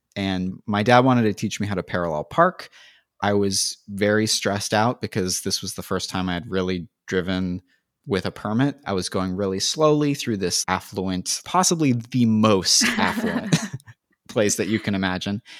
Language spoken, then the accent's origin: English; San Francisco Bay Area, California, United States; moved away as an adult; also born or lived in Los Angeles; I grew up just outside of San Francisco, and went to school in the city